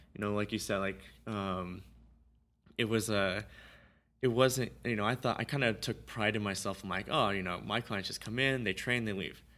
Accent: Simi Valley, California, United States; I grew up in Simi Valley

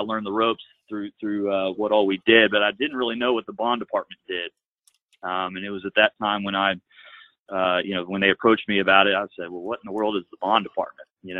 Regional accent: Cynthiana, Kentucky, United States; I am from Kentucky. I grew up in a small town just north of Lexington, Cynthiana, Kentucky

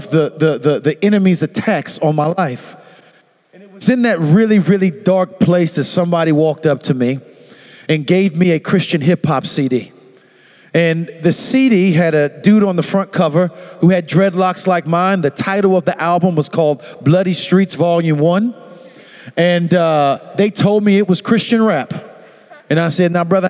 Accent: St. Petersburg, Florida, United States; I'm actually from Southside St. Petersburg

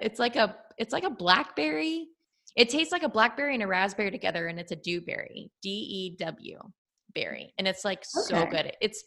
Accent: Texas, United States; I'm from Texas

